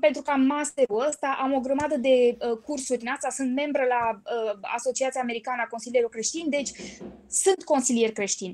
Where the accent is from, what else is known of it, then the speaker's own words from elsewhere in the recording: Bucharest, Romania; Sunt din București, 100%